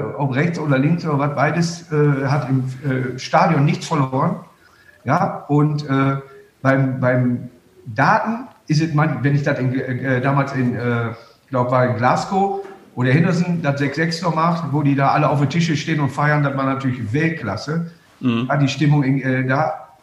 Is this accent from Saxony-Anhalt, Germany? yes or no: no; Duisburg, North Rhine-Westphalia, Germany; Und Duisburg ist meine Heimatstadt